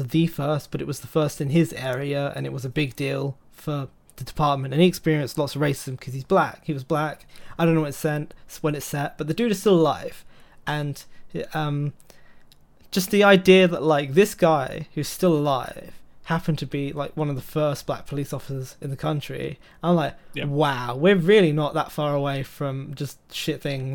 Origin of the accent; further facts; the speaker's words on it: United Kingdom; accent: British; they hear my British accent